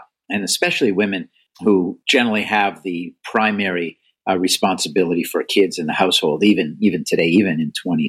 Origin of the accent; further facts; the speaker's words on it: Canada; now in United States; I'm Canadian by birth and still loyal to Canada, especially their hockey teams